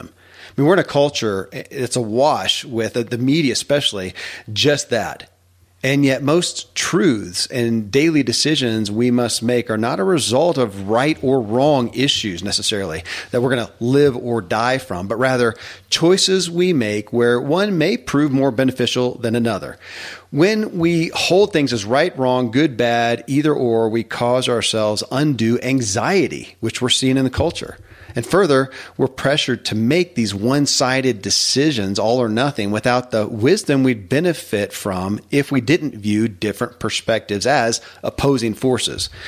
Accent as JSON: {"language": "English", "region": "Kentucky", "country": "United States", "tie": "born or raised there"}